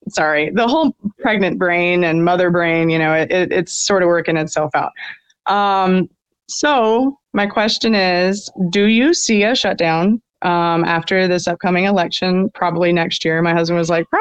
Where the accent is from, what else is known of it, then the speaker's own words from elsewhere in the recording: Birmingham, Alabama, United States; now in Moody, United States; I grew up in Birmingham, but it's right outside